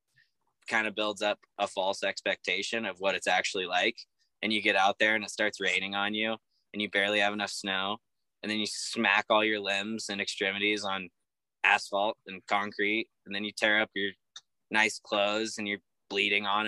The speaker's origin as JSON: {"language": "English", "town": "Shaver Lake", "region": "California", "country": "United States", "tie": "born or raised there", "moved": "yes", "said": "my hometown of Shaver Lake"}